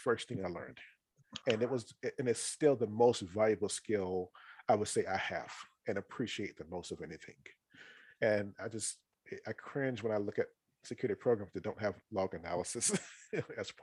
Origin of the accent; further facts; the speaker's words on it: North Carolina, United States; I'm from North Carolina originally. That's where I was born and raised